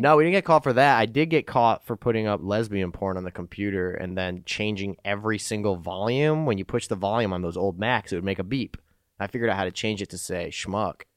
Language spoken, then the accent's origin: English; Chicago, Illinois, United States; also born or lived in Winston-Salem, North Carolina; Upbringing was in Chicago for most of it. I lived in North Carolina for a year